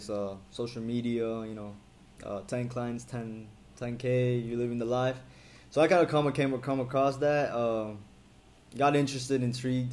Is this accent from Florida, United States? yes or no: yes; Weston, Florida, United States; moved away as an adult; also born or lived in Bogota, Colombia / Spain / Brazil; Born in Colombia, Bogota. It's my hometown. Raised in Weston, Florida, Broward